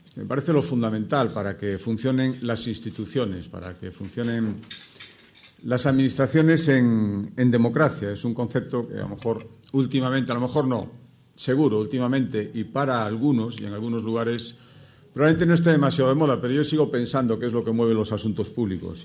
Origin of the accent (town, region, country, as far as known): Galicia, Spain